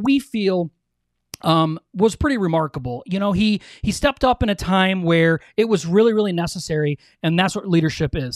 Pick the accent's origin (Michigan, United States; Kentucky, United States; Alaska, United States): Michigan, United States; we're from Michigan